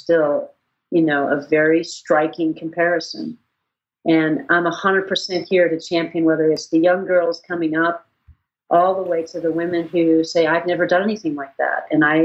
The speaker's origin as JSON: {"language": "English", "region": "Wyoming", "country": "United States", "tie": "born or raised there", "moved": "yes", "lives_now": "Leadville, United States", "said": "I didn't grow up there. I grew up in Wyoming"}